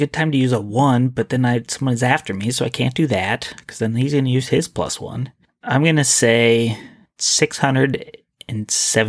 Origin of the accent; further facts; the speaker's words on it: Washington, United States; I am from Washington, which, so that kind of is a cheat.